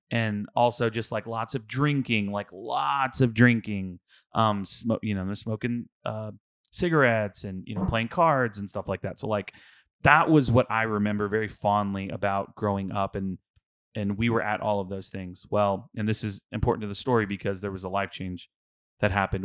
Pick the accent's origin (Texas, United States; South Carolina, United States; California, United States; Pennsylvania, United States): Texas, United States; Houston; I'm from Houston, um, and I went to a mega church, like, uh, we went to Lakewood